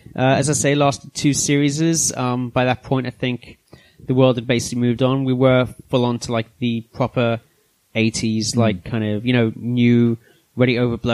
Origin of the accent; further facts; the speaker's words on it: South Africa; Like, being South African